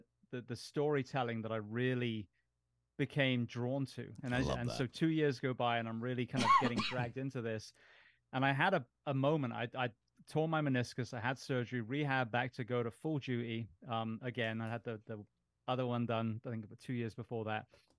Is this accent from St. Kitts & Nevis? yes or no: no; England, United Kingdom; now in United States; I mean, I grew up in England.